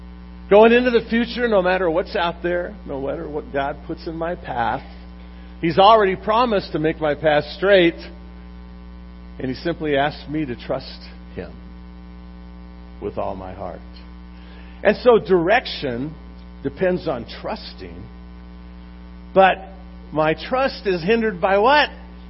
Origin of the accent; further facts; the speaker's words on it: Long Beach, California, United States; about four blocks from where I grew up in Long Beach.